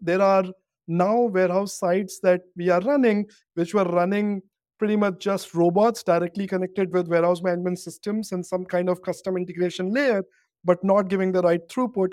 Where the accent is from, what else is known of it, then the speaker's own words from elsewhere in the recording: Kanpur, Uttar Pradesh, India; I grew up in, um, a town called Kanpur in India